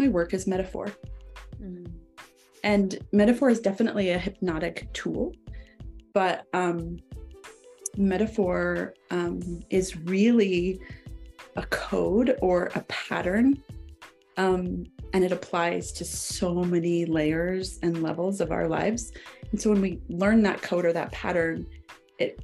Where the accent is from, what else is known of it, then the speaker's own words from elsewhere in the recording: Idaho, United States; also born or lived in Wyoming; now in Utah, United States; I hail from the Rocky Mountains, originally from Wyoming. Well, originally from Idaho. But I live now in Utah